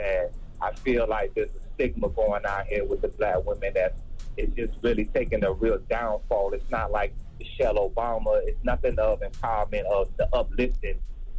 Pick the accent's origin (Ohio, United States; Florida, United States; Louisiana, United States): Florida, United States; Like right now I'm in Houston. I've been to Dallas. I've been to San Antonio. I'm from Florida. I've been to New York.